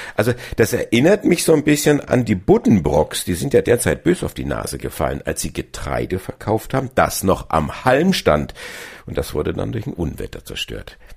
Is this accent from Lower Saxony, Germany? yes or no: no; Bavaria, Germany; bei uns in Bayern